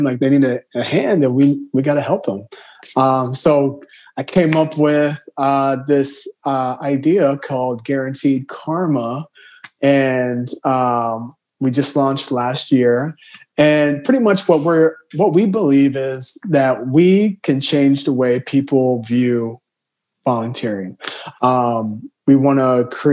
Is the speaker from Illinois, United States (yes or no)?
yes; Southern Illinois, United States; moved away as an adult; also born or lived in Chicago, United States; now in New York, United States; from Southern Illinois, borderline Kentucky, hillbilly at heart